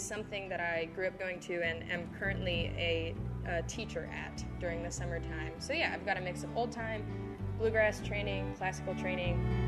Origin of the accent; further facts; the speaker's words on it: Lexington, Kentucky, United States; I was born and raised here in Lexington